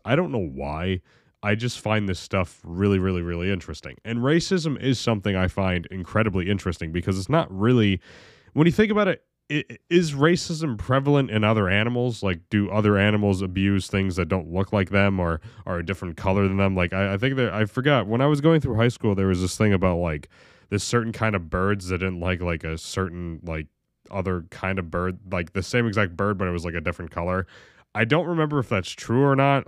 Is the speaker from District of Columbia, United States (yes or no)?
no; Oneonta, New York, United States; I was born in Oneonta, very very, very busy side of that town, you know? I was right on South Side. My backyard, you could literally stare at the South Side Mall